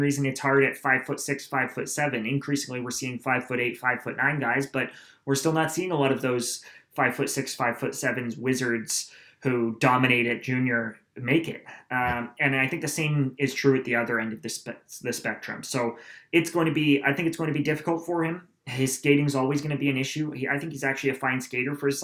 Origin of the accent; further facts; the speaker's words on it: Aurora, Ontario, Canada; St. Andrews College, which is actually in my hometown